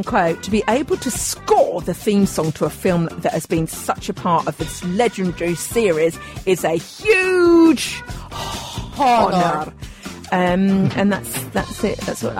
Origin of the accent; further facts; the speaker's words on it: Aberdeen, Scotland, United Kingdom; I'm from Aberdeen.